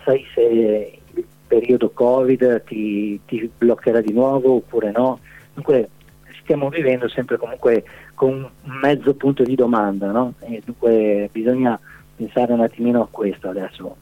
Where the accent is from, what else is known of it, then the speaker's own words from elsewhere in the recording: Maniago, Friuli-Venezia Giulia, Italy; io sono di Maniago